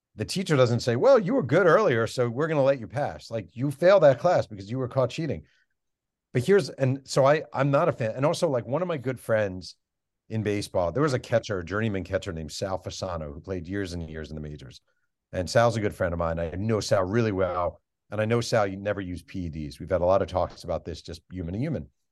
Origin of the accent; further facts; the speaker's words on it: New York, United States; I'm a kid from New York